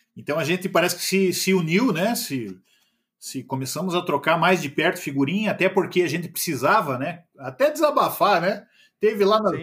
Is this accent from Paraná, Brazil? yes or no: yes; Curitiba, Paraná, Brazil; Sou curitibano.